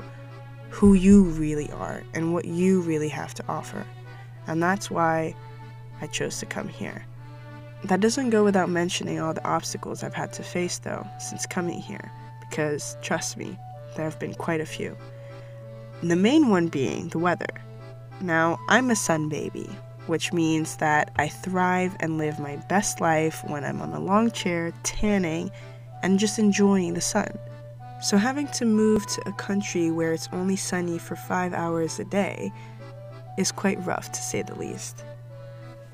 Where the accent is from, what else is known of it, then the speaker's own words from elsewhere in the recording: Dubai, United Arab Emirates; moved away as an adult; also born or lived in Morocco; I'm Moroccan, and I was raised in Dubai and lived there my entire life, up until 3 years ago.